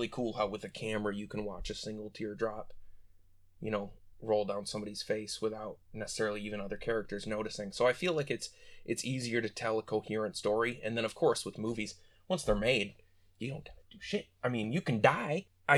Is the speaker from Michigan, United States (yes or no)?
yes; Ionia, Michigan, United States; also born or lived in Detroit; I've pretty much come up all the way through my life in little town of Ionia. If you were really well known for our prisons and our free fair, that's about it.